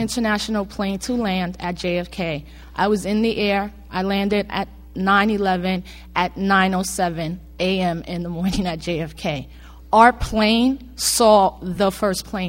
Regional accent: Puerto Rico; as a Puerto Rican and understanding how I, as an American citizen, am still second class

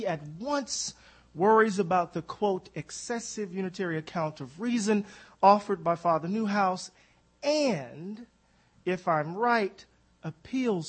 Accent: Mississippi, United States; I'm from Mississippi

